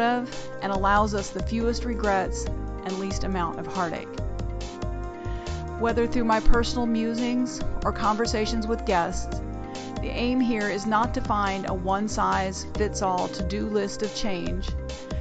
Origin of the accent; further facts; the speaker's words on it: United States; I grew up here in America